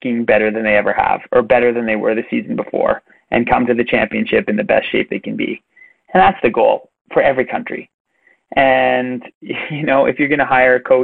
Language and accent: English; Canada; as a Canadian myself